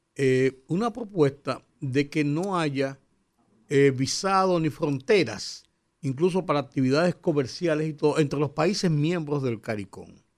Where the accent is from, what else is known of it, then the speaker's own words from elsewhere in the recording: Dominican Republic; como dominicanos